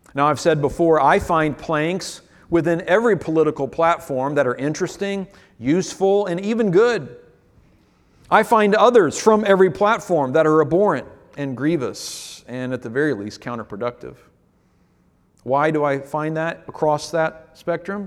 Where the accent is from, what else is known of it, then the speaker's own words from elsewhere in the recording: United States; as an American pastor in twenty twenty-one